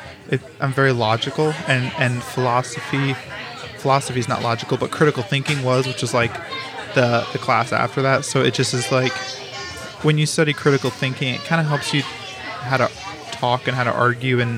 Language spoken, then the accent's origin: English; St. Louis, Missouri, United States; also born or lived in Kansas City / Colorado; whenever I was 8, we moved from Colorado to St. Louis. So kind of my upbringing was broken up into a couple different parts